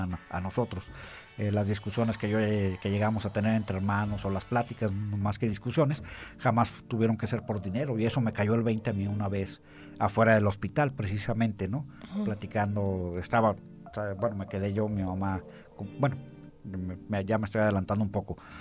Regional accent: Aguascalientes, Mexico; moved away as an adult; yo desde que me salí de aquí de Aguascalientes

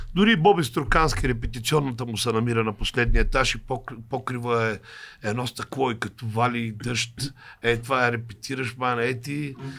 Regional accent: Lovech, Lovech Province, Bulgaria; аз съм от Ловеч

